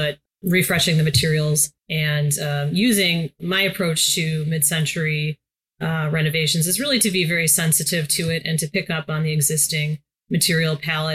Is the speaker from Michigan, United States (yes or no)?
yes; Detroit area, Michigan, United States; moved away as an adult; also born or lived in Los Angeles; to come back to my hometown and really build things here